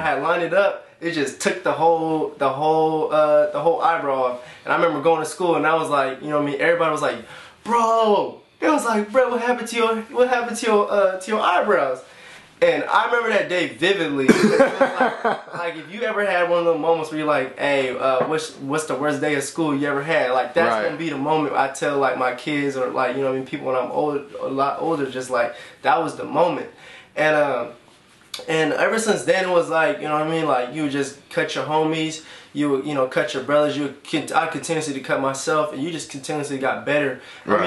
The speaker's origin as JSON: {"language": "English", "town": "Elk Grove", "region": "California", "country": "United States", "tie": "born or raised there", "also_born_or_lived": "Sacramento", "said": "I'm from Sacramento. Grew up in the Elk Grove area"}